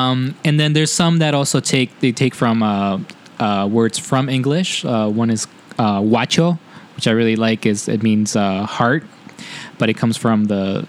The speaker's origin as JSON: {"language": "English", "town": "Cuenca", "region": "Azuay", "country": "Ecuador", "moved": "yes", "said": "I'm from Cuenca, the city, you know, I'm definitely, everyone is at some point mestizo there. I have indigenous roots."}